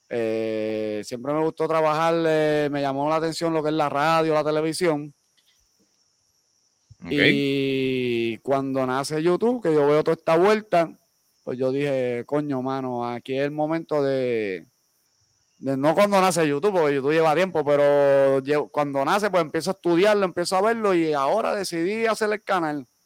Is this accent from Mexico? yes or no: no; Bayamón, Puerto Rico; born there; Yo nací en San Pablo, Bayamón, Puerto Rico. Y yo vivo bien orgulloso de mi pueblo